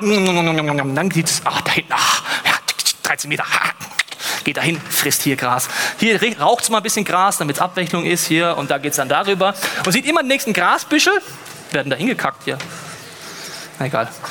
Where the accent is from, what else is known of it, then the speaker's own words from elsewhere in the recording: Munich, Bavaria, Germany; Ich bin aus München